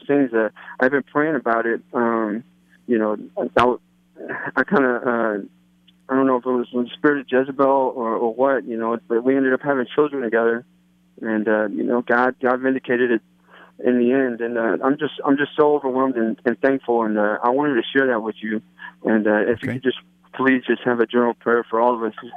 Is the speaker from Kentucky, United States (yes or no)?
no; Louisiana, United States; moved away as an adult; I'm from Louisiana